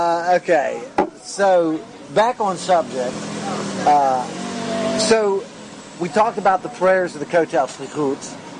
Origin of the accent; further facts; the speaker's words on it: United States; as an American and as a strong Zionist, someone who stands with this country